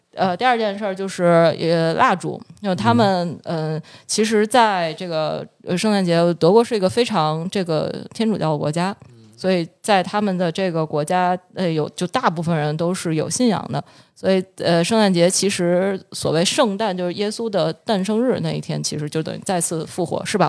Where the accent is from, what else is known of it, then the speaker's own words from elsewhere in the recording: Beijing, China; also born or lived in Germany; 我的家乡是北京